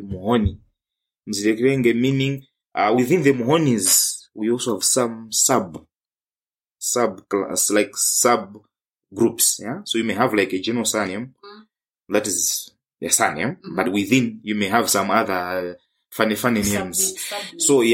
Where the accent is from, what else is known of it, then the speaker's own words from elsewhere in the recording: Rumphi, Northern Region, Malawi; moved away as an adult; also born or lived in Nkhata Bay / Lilongwe; now in Kenya; growing up in Rumpi, I wouldn't say it was very harsh